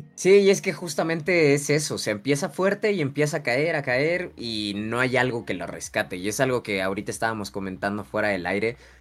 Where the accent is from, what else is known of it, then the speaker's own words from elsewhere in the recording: Mexico; como mexicanos